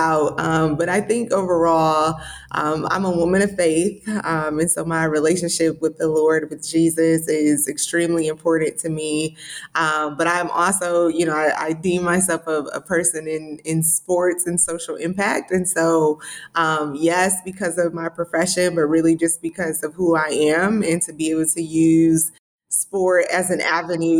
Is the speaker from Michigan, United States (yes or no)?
yes; Detroit, Michigan, United States; moved away; also born or lived in Jackson, Mississippi / Belzoni, Mississippi; I was born in Jackson, Mississippi, raised in Detroit